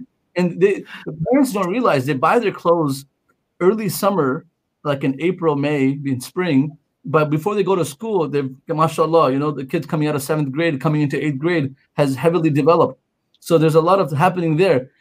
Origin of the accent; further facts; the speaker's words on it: Pakistan; moved away; I'm brown and I'm from Pakistan